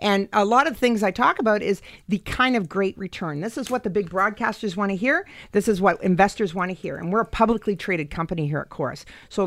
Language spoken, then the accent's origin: English; Canada; As Canadians